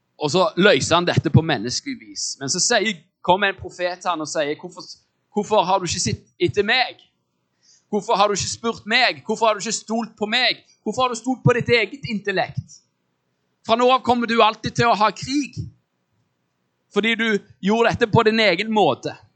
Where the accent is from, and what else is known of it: Norway